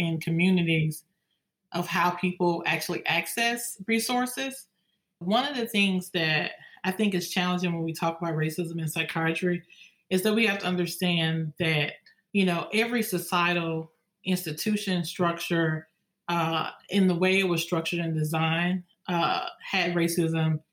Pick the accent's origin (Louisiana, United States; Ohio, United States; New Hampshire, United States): Louisiana, United States; I was born and raised in Louisiana